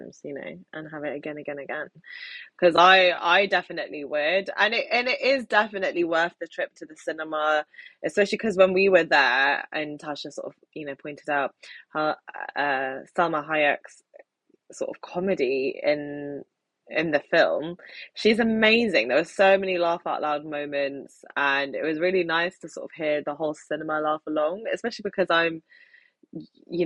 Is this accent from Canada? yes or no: no; London, United Kingdom; they come to London, my hometown, the city that I love the most. And as a Londoner